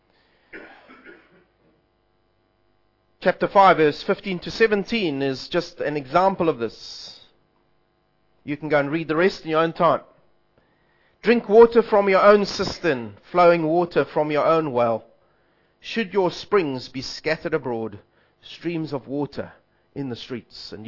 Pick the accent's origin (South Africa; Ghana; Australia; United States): South Africa; I'm South African